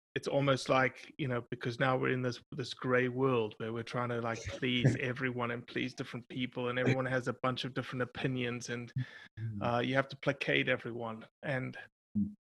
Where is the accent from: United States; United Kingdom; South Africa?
South Africa; born or raised there; moved away